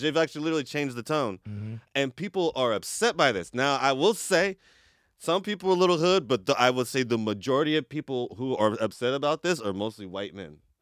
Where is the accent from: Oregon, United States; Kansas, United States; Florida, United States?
Oregon, United States; Portland; we were Northeast kids, you know. I mean, we grew up in Northeast Portland.